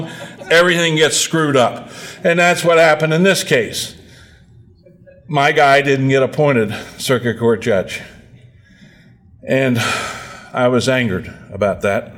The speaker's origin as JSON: {"language": "English", "town": "Hagerstown", "region": "Maryland", "country": "United States", "tie": "born or raised there", "said": "my hometown of Hagerstown"}